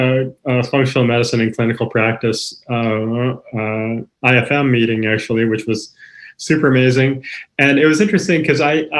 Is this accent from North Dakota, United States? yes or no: no; San Francisco, California, United States; I go, where are you from? He goes, San Francisco. I go, me too.